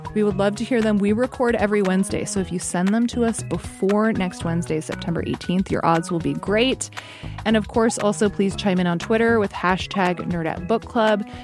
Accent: Alaska, United States; growing up in Alaska

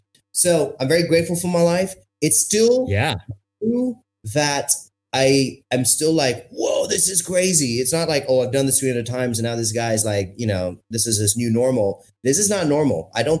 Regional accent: India; also born or lived in France / Morocco / Zimbabwe; I'm Indian. I've got brown skin. I grew up on three or four continents. And so my accent adapted to every country. So when I was living in France, I had a French accent.

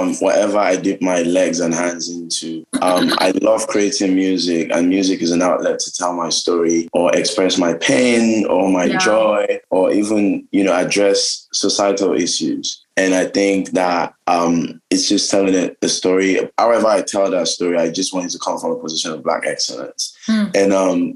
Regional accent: Nigeria; moved away; also born or lived in United Kingdom / United States; I'm originally from Nigeria

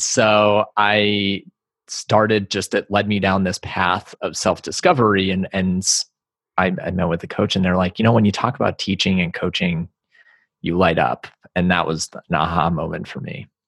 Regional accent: East Coast, United States; moved away as an adult; also born or lived in Los Angeles; I grew up on the East Coast and then moved out to L A after I graduated college

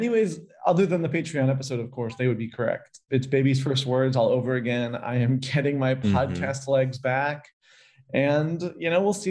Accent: United States; as an American in Santiago

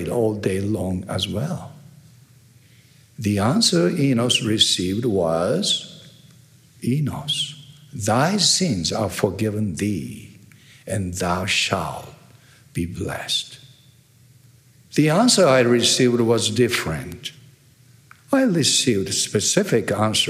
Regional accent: Tokyo, Japan; first language Japanese; English is a second language; I'm originally from Japan. It means I can speak a perfect Japanese

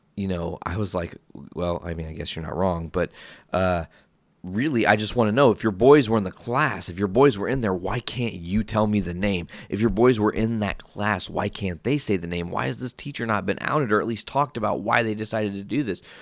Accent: Hoopeston, Illinois, United States; moved away as an adult; now in Northwest Indiana, United States; You guys probably know Hoopston, Illinois. Like, it's, it's my hometown

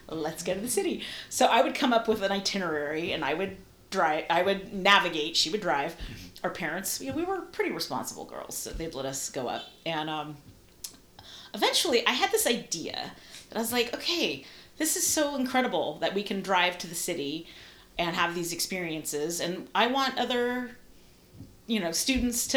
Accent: San Mateo, California, United States; also born or lived in Italy / Los Angeles; I grew up in San Mateo

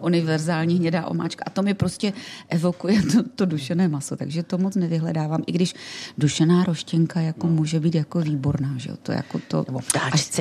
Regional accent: Ostrava, Moravian-Silesian Region, Czechia; accent: Ostrava dialect; bydlela jsem v Ostravě

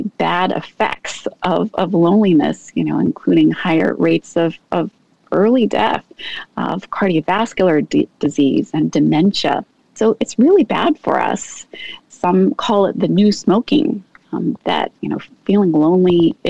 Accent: Pacific Northwest, United States; Well, I had the privilege, as I said, of growing up in the Pacific Northwest, and my mom knew or found out about YMCA camps.

